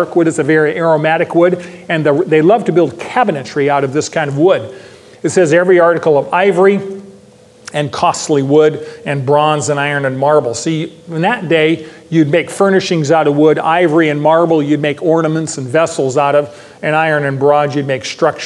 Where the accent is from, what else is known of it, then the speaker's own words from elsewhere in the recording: Modesto, California, United States; I grew up in Modesto, California